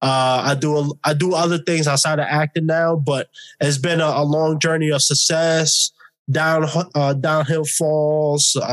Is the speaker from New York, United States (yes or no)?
yes; New York City, New York, United States; moved away as an adult; now in Los Angeles, United States; born and raised in New York City, lived it all my life. Only been out in LA for 2 years